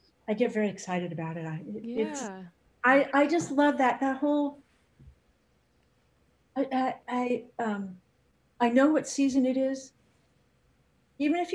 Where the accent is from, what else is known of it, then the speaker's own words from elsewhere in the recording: San Fernando Valley, California, United States; also born or lived in North Carolina; I grew up in the San Fernando Valley